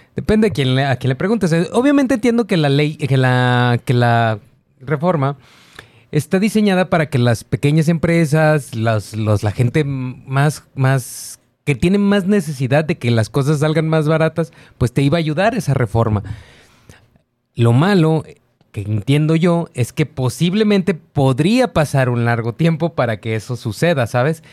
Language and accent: Spanish; Mexico; como mexicano